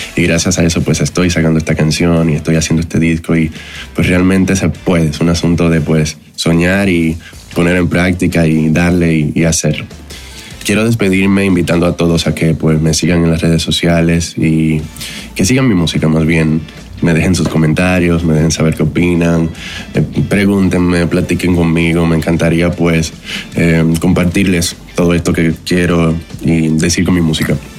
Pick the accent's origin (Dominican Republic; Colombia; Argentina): Dominican Republic; moved away as an adult; now in Mexico; Soy de la República Dominicana, pero ya llevo cuatro años en México